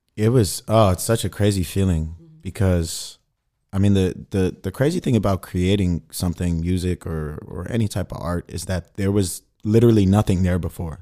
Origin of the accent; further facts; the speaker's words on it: Sacramento, California, United States; moved away as an adult; also born or lived in Mississippi; now in Berlin, Germany; I'm from Sacramento, California, the capital